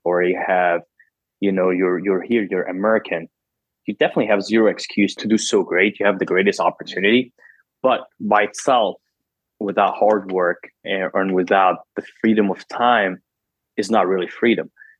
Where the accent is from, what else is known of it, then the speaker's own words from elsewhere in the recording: Cairo, Cairo Governorate, Egypt; English is a second language; moved away as an adult; now in United States; I'm originally born and raised in Egypt. Came to America when I was 20 years old by myself.